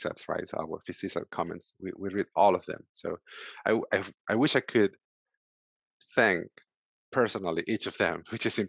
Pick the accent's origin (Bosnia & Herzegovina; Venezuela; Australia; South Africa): Venezuela; English is a second language; moved away as an adult; now in United States; So I came 6 years ago from Venezuela. I'm from Venezuela originally.